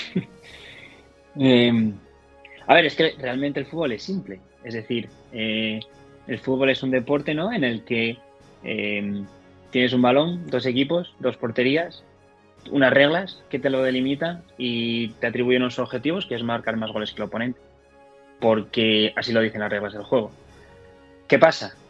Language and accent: Spanish; Gijón, Asturias, Spain; moved away as an adult; soy de Gijón. Me fui de Gijón con 18 años